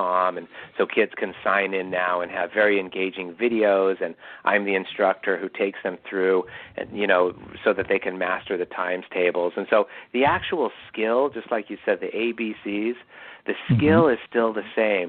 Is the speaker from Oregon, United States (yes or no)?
no; Irvine, California, United States; I grew up in Irvine, California, some of the best public schools in the country